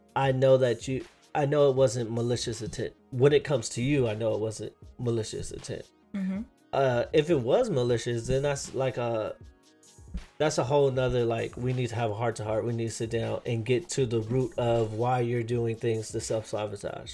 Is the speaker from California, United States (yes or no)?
yes; California, United States; we were raised in California